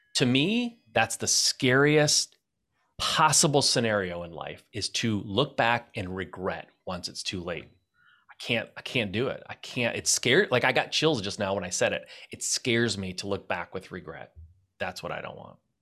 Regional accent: Michigan, United States; I'm from Michigan.

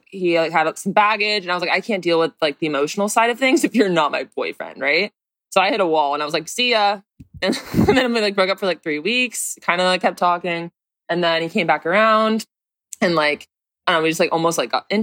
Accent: San Diego, California, United States; I'm from San Diego

